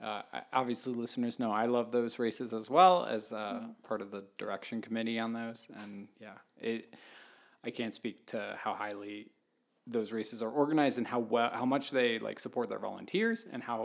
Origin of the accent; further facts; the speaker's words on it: Atlanta, Georgia, United States; born there; also born or lived in Baltimore; Baltimore. Baltimore for a while, and then but I was born in Atlanta.